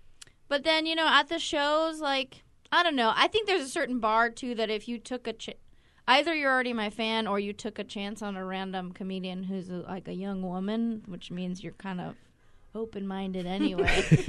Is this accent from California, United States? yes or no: yes; Bay Area, California, United States; well, you know, I'm a California person through